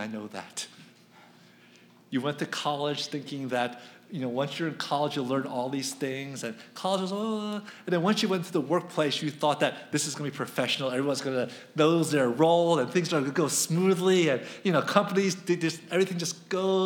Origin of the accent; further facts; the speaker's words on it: Philadelphia, Pennsylvania, United States; I'm from Philadelphia